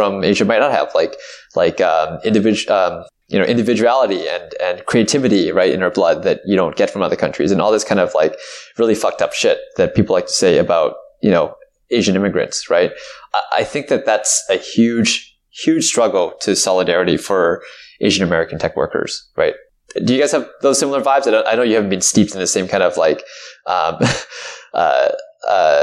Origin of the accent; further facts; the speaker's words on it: Canada; me as a Canadian